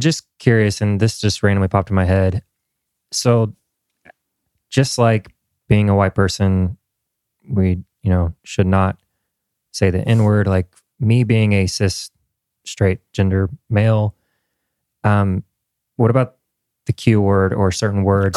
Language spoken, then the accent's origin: English; Indiana, United States; moved away as an adult; now in Nashville, United States; I'm from Indiana